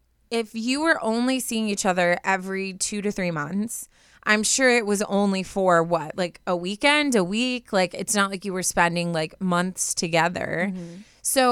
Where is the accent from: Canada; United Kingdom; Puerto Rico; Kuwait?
Canada; He's from the UK, and I'm from Canada.